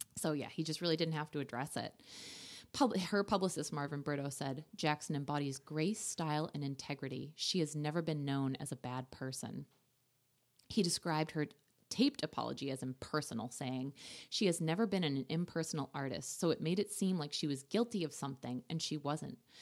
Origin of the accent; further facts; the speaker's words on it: Ireland; I'm Irish